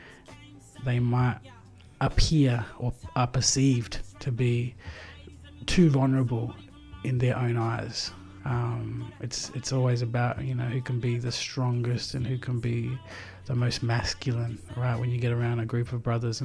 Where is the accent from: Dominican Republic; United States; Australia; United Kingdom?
Australia; Adelaide, South Australia; Growing up as a young coloured brother in Adelaide